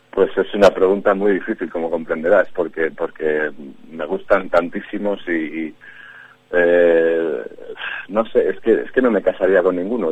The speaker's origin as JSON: {"language": "Spanish", "town": "Madrid", "region": "Community of Madrid", "country": "Spain", "tie": "born or raised there", "said": "soy madrileño de pura cepa, me crié por la zona de Ciudad Lineal"}